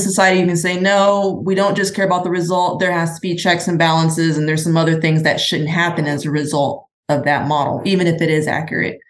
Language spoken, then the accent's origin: English; Midwest, United States; moved away as an adult; also born or lived in California; I was raised in the Midwest